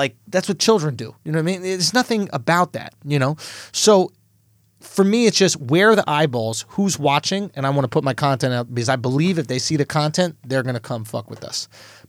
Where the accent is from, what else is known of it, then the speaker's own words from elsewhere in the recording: New York City, New York, United States; it's cool to show your parents that you're in the New York Times, especially as a New Yorker, right?